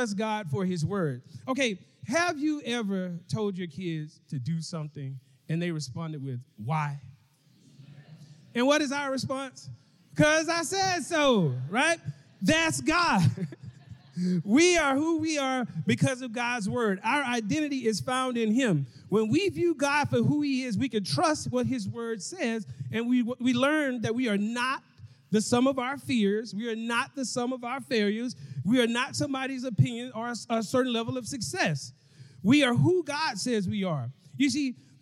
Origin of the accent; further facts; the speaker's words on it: Mobile, Alabama, United States; now in Dallas, United States; I'm from Mobile, Alabama, but I live in Dallas, Texas